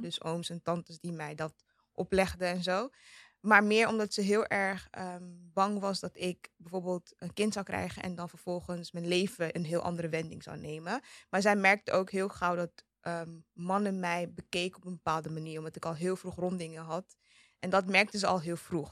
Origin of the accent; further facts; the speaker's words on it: Amsterdam, North Holland, Netherlands; Ik ben in Amsterdam West opgegroeid